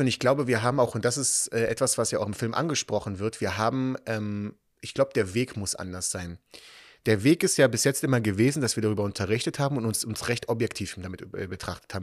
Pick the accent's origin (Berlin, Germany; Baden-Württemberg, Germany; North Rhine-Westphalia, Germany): Berlin, Germany; also born or lived in Israel; Ich bin in Berlin-Spandau aufgewachsen